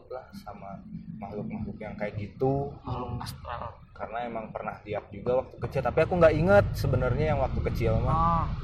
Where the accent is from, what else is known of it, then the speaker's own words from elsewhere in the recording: Java, Indonesia; saya asli Jawa